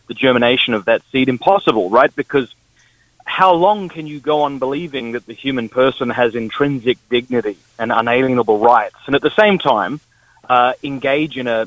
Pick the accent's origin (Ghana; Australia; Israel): Australia; moved away; I'm from the Deep South, that is Australia